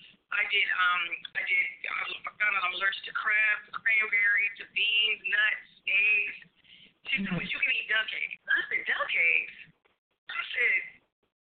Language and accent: English; Dayton, Ohio, United States; now in Arizona, United States; I was born in Dayton, Ohio.